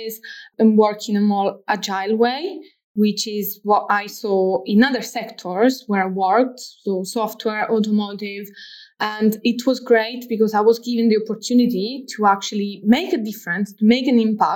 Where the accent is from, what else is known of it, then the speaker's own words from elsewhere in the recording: Rome, Lazio, Italy; now in Manchester, United Kingdom; I'm from Rome, Italy.